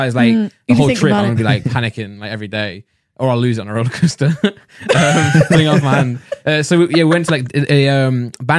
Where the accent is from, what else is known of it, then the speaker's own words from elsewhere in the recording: Nottingham, East Midlands, United Kingdom; I'm from Nottingham.